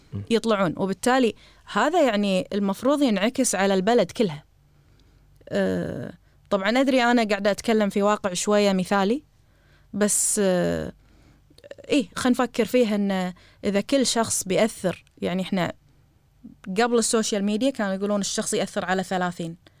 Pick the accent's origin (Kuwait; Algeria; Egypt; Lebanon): Kuwait; إحنا عندنا بالكويت